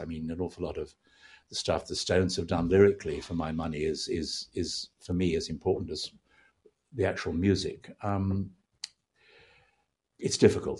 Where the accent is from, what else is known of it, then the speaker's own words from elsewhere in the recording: United Kingdom; being British, you know, people like … and …